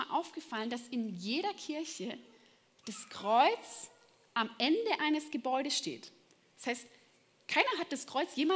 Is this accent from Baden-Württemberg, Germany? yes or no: yes; Baden-Württemberg, Germany; aber ich bin im Schwarzwald aufgewachsen, ja? Und ich hatte von meinem Fenster aus, ja, von meinem Kinderzimmer, einen wunderschönen Blick.